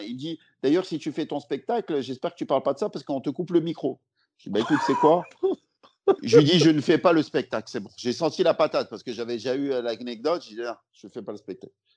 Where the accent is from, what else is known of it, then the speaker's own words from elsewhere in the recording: Lyon, Auvergne-Rhône-Alpes, France; moved away as an adult; now in Paris, France; je suis lyonnais de base